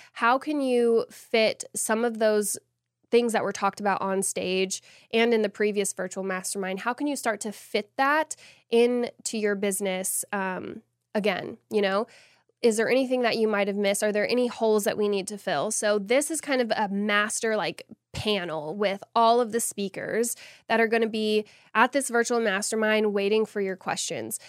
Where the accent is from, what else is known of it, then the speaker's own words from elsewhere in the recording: Austin, Texas, United States; the first event of its kind in Texas, and I'm so excited to be bringing it to my hometown